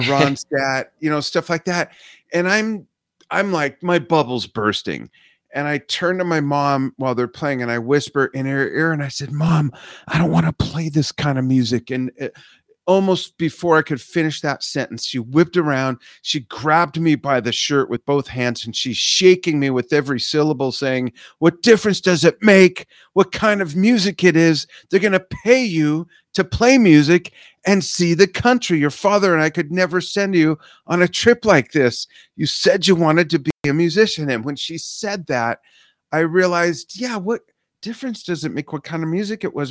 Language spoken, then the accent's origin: English; Los Angeles, California, United States; also born or lived in Inglewood, California; I grew up in the San Fernando Valley